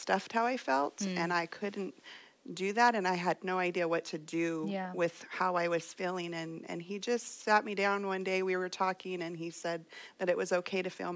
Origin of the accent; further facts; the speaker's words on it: Fresno, California, United States; I was born here in Fresno